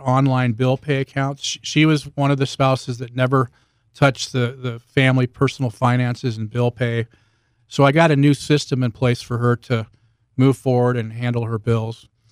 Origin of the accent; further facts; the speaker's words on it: Bay Area, Northern California, United States; moved away as an adult; now in Southern Utah, United States; I'm from the Bay Area in Northern California. I spent fifty-two years, uh, in Northern California before moving here a couple years ago